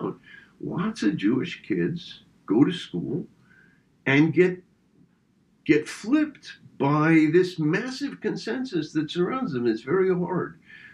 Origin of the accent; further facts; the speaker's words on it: France; moved away; I was born in France and have lots of contacts in France, spend time in France